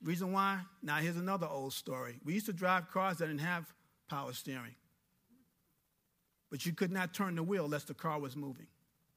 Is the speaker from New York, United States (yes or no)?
yes; New York, United States; moved away as an adult; a young kid from New York going into the Air Force with an attitude, because I'm from New York